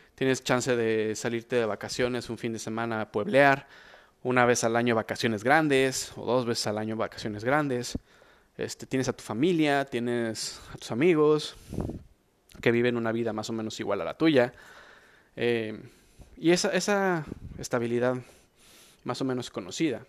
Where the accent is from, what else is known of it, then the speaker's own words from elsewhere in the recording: Mexico; soy mexicano